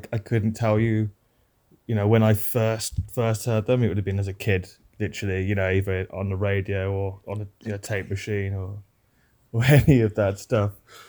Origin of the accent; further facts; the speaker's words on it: Birmingham, West Midlands, United Kingdom; I'm a Brummie. I'm from Birmingham, UK.